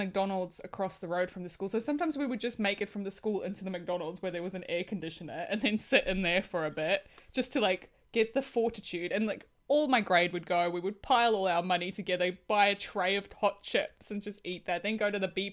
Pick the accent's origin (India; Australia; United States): Australia; as an Australian